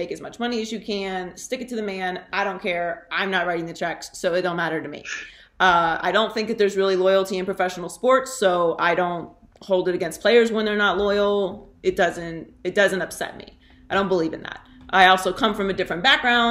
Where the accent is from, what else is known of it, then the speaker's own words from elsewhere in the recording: Pittsburgh, Pennsylvania, United States; moved away; also born or lived in Central Florida; I'm from Pittsburgh. I lived in Central Florida for a while. I lived in Florida for a very long time.